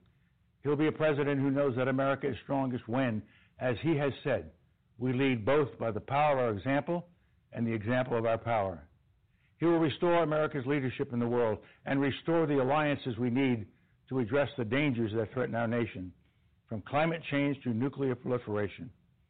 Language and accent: English; New York City, New York, United States; growing up in the South Bronx